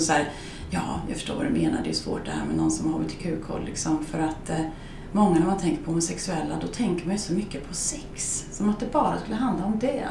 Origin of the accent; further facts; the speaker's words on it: Skärblacka, Östergötland, Sweden; also born or lived in Norrköping; i den lilla byn jag kommer ifrån, i Skärblacka